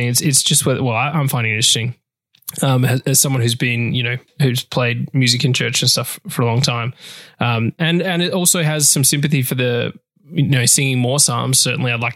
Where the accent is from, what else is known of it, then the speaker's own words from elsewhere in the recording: Australia; I'm Australian.